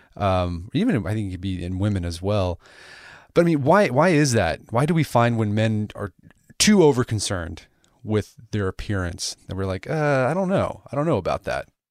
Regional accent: United States; I'm American

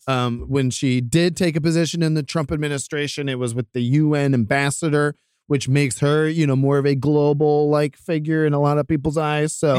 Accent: Ohio, United States; moved away; going back to my home state of Ohio

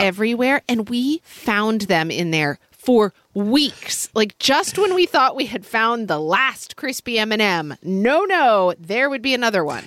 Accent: United States; as an American

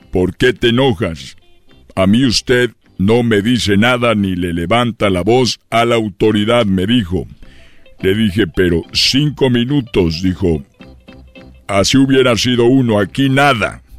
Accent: Guanajuato, Mexico; Es que yo soy de Guanajuato y tenía el peluche de la fiera.

